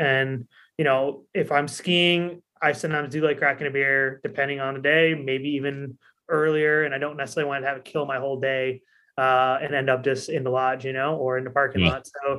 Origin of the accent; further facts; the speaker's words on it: Lake George, New York, United States; also born or lived in New Hampshire; So I grew up in the Adirondacks. I grew up in Lake George, went to school in New Hampshire and stayed there for graduate school.